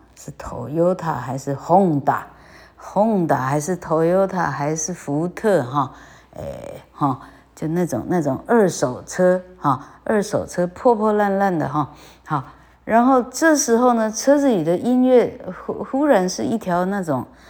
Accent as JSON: {"language": "Chinese", "region": "Changhua County", "country": "Taiwan", "moved": "yes", "said": "我是彰化人"}